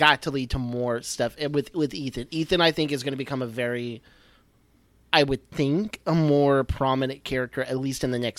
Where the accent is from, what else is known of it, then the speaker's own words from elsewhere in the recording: a small town in Texas, United States; I'm from a small town. I'm from a small town in Texas.